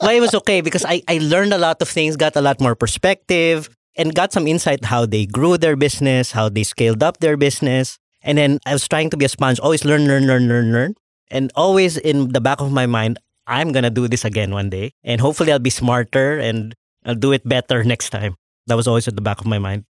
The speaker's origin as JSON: {"language": "English", "country": "Philippines", "said": "I'm the Filipino"}